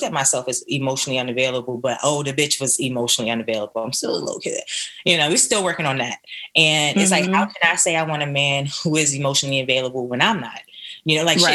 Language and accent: English; Philadelphia, Pennsylvania, United States; I'm from Philly